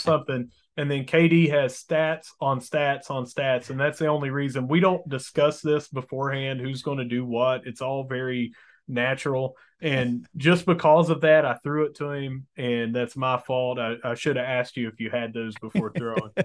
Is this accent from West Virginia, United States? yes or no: yes; Mingo County, West Virginia, United States; I'm from Mingo County